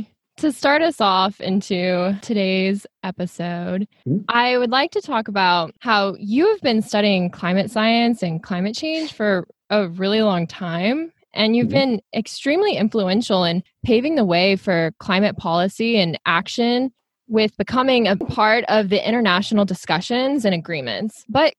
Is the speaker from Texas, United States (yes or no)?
yes; Houston, Texas, United States; now in San Diego, United States; I was born and raised in Houston, Texas. I went to undergrad at Trinity University in San Antonio, Texas. And then I moved here to San Diego, California for my master's degree.